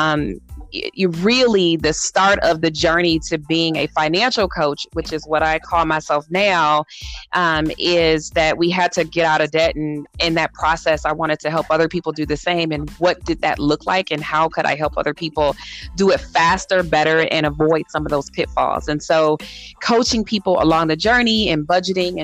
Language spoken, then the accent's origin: English; Southfield, Michigan, United States; moved away as an adult; now in Arizona, United States; I grew up in Michigan, a suburb right outside Detroit, Southfield